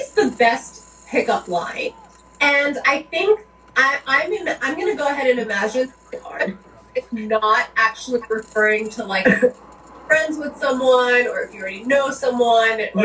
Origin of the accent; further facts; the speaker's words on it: New York, United States; I grew up in New York.